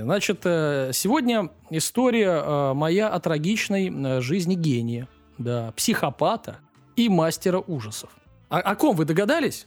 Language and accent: Russian; Russia; для нас, э, российских граждан